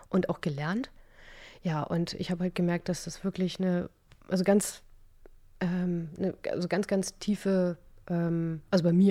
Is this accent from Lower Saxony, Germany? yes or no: yes; Stade, Lower Saxony, Germany; Genau, ich komme aus Stade. Ne, das ist eine ganz, ganz, ganz putzige und ganz niedliche Stadt in Niedersachsen.